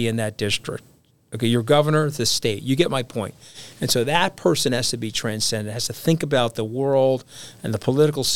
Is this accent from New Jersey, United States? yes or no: no; Long Island, New York, United States; now in New York City, United States; I had to grow up on a different island. That would be Long Island